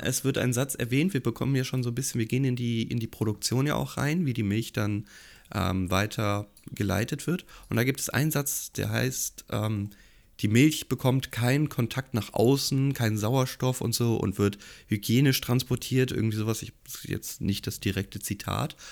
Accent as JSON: {"language": "German", "town": "Gießen", "region": "Hesse", "country": "Germany", "said": "ich komme ja aus Gießen"}